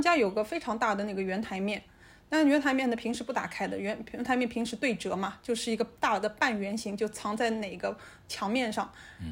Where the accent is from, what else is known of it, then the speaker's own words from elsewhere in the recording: Shanghai, China; 我们上海人